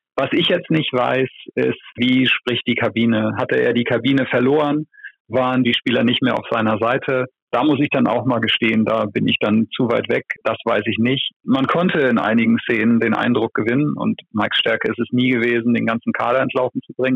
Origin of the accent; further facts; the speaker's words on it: Flensburg, Schleswig-Holstein, Germany; für mich als gebürtigen Flensburger